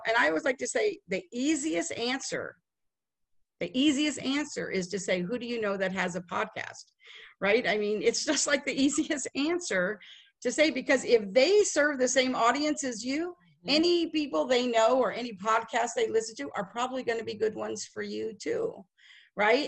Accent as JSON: {"language": "English", "town": "Las Vegas", "region": "Nevada", "country": "United States", "moved": "as an adult", "lives_now": "Dallas, United States", "said": "I am from Las Vegas. We moved to Dallas in 2008"}